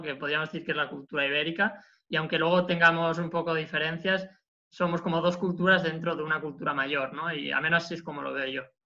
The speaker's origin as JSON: {"language": "Spanish", "area": "Barcelona province", "region": "Catalonia", "country": "Spain", "moved": "as an adult", "lives_now": "Porto, Portugal", "said": "soy estudiante de último año del grado en lingüística de la Universidad de Barcelona, provincia de donde soy originario"}